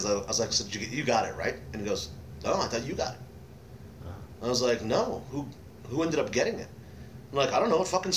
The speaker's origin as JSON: {"language": "English", "town": "Dallas", "region": "Texas", "country": "United States", "tie": "born or raised there", "said": "I'm from Dallas."}